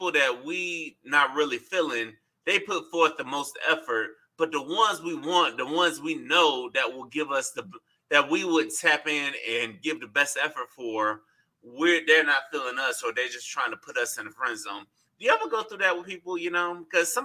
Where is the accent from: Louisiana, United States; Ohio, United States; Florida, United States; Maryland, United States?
Florida, United States; Tampa; now in Orlando, United States; my hometown of Tampa. I'm currently in Orlando